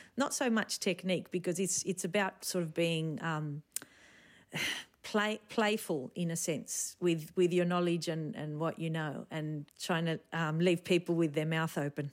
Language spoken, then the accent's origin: English; Sydney, New South Wales, Australia; moved away as an adult; also born or lived in Spain; I was born in Sydney, um, raised by my parents who are from the south of Spain, from Granada